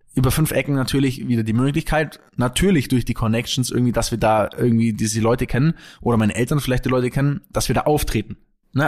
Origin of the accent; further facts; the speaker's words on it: Kempten, Bavaria, Germany; moved away as an adult; now in Munich, Germany; in Kempten, wo ich aufgewachsen bin